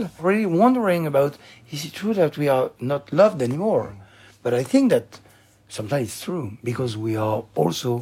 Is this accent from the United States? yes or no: no; Lyon, Auvergne-Rhône-Alpes, France; English is a second language; now in Paris, France; I'm from Lyon, but living here in Paris every day